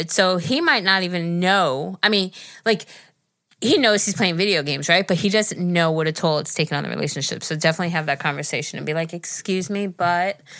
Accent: New Zealand; Hi, listen, Geri. I'm 16 and I'm from New Zealand.

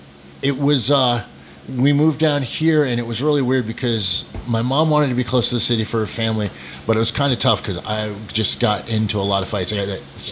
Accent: New Hampshire and Vermont, New England, United States; moved away; also born or lived in Castleton, Vermont / Lake Sunapee, New Hampshire; I grew up in upper New England, New Hampshire and Vermont.

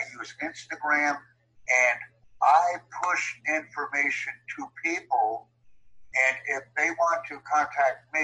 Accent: United States; first language English; I'm from the United States, but I speak German, Dutch, Japanese, and English

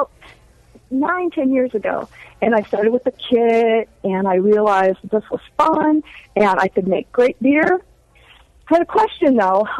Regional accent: Upper Peninsula of Michigan, United States; also born or lived in South Texas; I am from the Upper Peninsula of Michigan. I'm a Youper.

